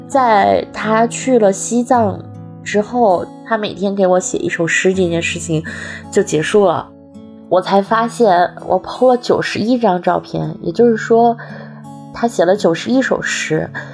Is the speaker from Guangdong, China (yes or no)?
no; Sichuan, China; now in Beijing, China; 我是四川人，今年三十五岁，生活在北京。目前从事的职业是品牌营销